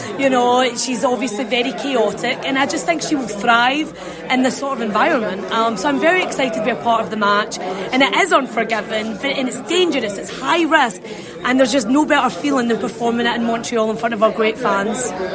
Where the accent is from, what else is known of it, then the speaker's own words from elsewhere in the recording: Scotland, United Kingdom; moved away as an adult; now in Florida, United States; I'm from Scotland